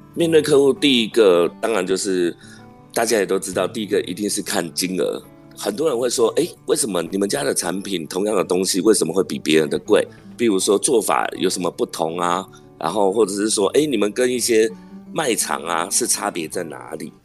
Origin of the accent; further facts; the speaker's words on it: Miaoli County, Taiwan; moved away as an adult; also born or lived in Zhubei; 我本身是苗栗人